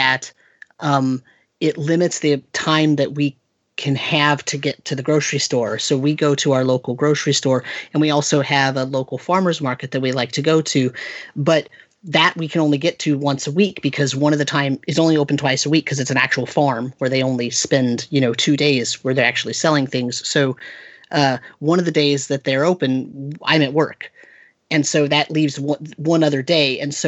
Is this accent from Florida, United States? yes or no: no; California, United States; also born or lived in upstate New York; now in Hudson Valley, New York, United States; when I grew up in California